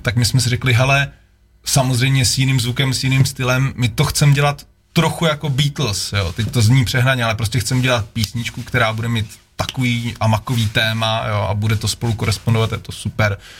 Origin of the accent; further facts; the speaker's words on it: Czechia; moved away as an adult; also born or lived in Prague; já jsem byl Krkonoše, pak asi deset let Praha